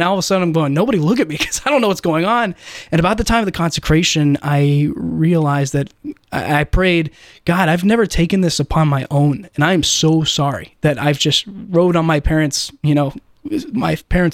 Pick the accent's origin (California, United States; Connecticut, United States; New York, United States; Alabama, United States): California, United States; San Diego; now in Columbus, United States; I grew up actually in San Diego, California